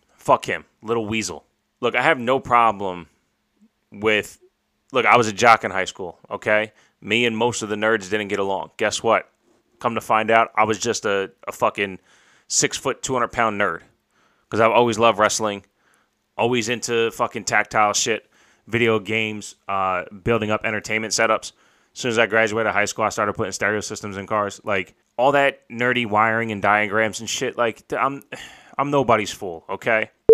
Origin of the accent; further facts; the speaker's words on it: New York, United States; I'm from New York